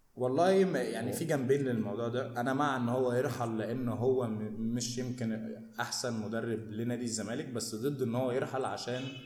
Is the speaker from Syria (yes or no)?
no; Egypt; احنا عندنا في مصر